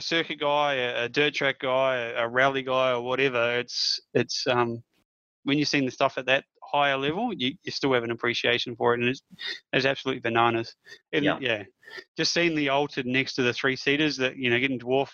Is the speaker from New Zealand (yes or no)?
yes; New Zealand; growing up in New Zealand, like, I went to school